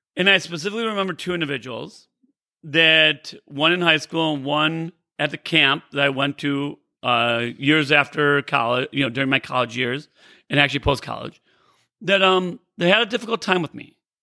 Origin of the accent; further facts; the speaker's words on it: Rockford, Illinois, United States; also born or lived in Naperville, Illinois; I grew up in Rockford, Illinois. Uh, I live in Naperville now, and I grew up in Rockford, Illinois, about an hour and a half away